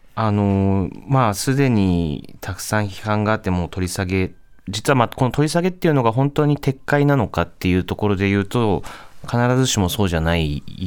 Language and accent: Japanese; Saitama, Japan; moved away; 自分も今は違うんですけどもともと地元が埼玉